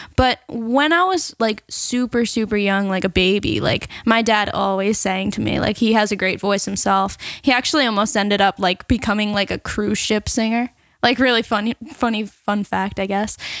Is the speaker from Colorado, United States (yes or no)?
no; Seaford, New York, United States; I'm actually from Seaford, so the next town over